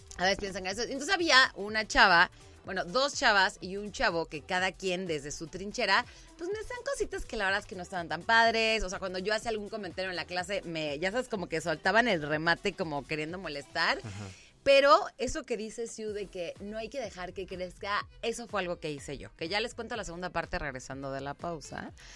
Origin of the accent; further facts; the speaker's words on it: San Juan del Río, Querétaro, Mexico; yo soy queretana, yo me fui a vivir a San Juan del Río de los 7 a los 14, justo en la secundaria. Me regreso para cumplir 15 a Querétaro